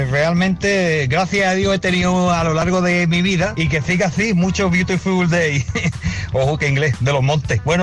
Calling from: Málaga, Andalusia, Spain; Buenas tardes, Playquisero … de Málaga.

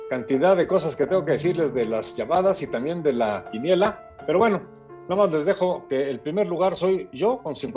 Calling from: Irapuato, Guanajuato, Mexico; Muy buenas noches … de Irapuato.

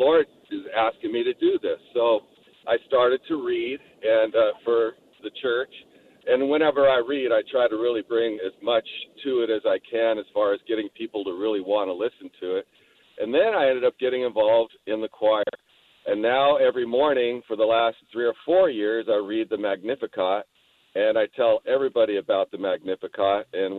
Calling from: California, United States; Yeah, California. I was calling you from California.

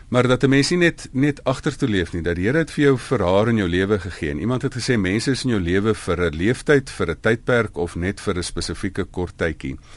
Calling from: Pretoria, Gauteng, South Africa; van Pretoria.

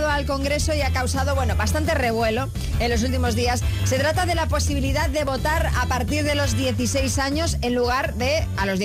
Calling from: Pontevedra, Galicia, Spain; de Pontevedra.

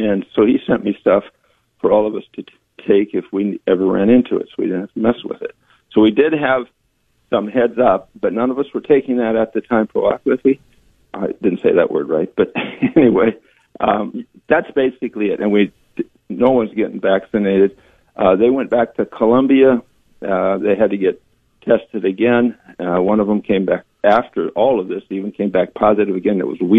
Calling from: Nebraska, United States

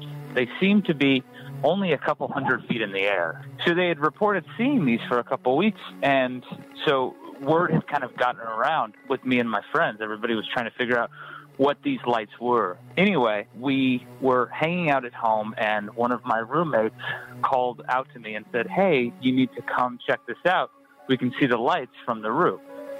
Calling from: Phoenix, Arizona, United States; I'm calling from Phoenix, Arizona.

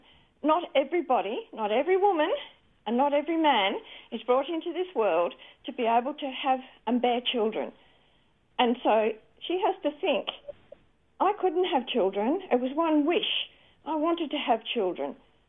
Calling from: Western Australia, Australia; I'm in south of Bunbury. In WA.

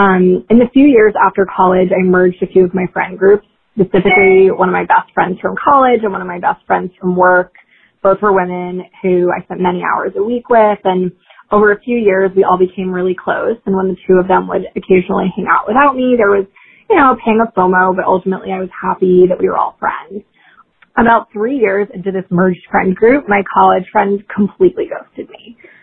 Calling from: New York, United States; I'm calling from New York

